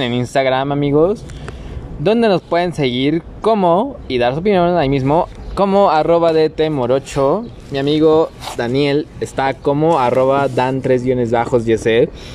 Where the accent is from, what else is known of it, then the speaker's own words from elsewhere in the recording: Mexico; ¿Cómo somos los mexicanos?